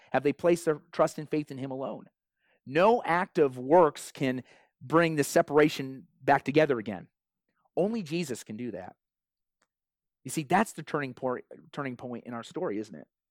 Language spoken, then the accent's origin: English; Iowa, United States; moved away; I grew up in Iowa